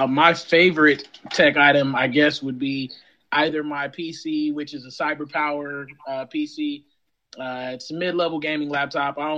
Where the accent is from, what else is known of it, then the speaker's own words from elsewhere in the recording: Las Vegas, Nevada, United States; now in Tennessee, United States; I'm from Vegas originally. I live in Tennessee right now.